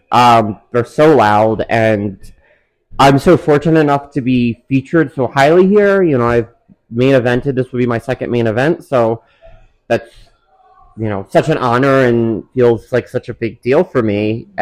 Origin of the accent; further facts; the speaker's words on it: Pennsylvania, United States; I'm from Pennsylvania